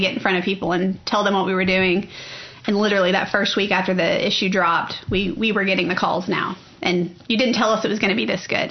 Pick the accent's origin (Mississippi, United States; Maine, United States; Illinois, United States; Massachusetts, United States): Illinois, United States; moved away as an adult; also born or lived in Oklahoma City; now in Oklahoma, United States; I'm originally from Illinois, and I actually came to Oklahoma City University to play softball